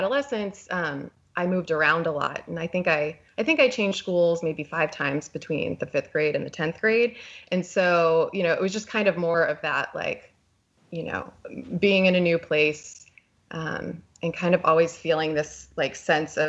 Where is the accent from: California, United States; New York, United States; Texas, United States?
Texas, United States; I was born in Texas, and I was raised in a pretty conservative religious family